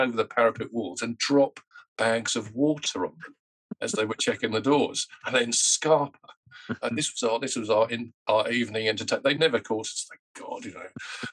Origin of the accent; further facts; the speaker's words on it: London, United Kingdom; I'm a Londoner. I come from Northwest London.